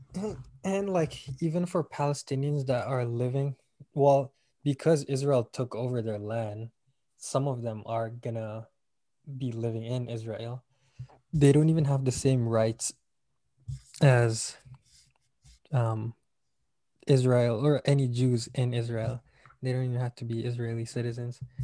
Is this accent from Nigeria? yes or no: no; Malaysia; now in United States; I'm from Malaysia